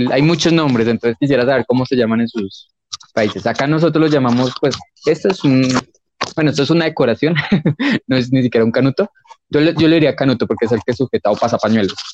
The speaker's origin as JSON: {"language": "Spanish", "region": "Bogotá", "country": "Colombia", "said": "yo también soy de Bogotá."}